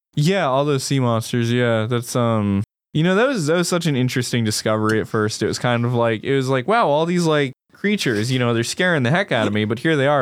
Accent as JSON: {"language": "English", "country": "United States", "said": "as an American"}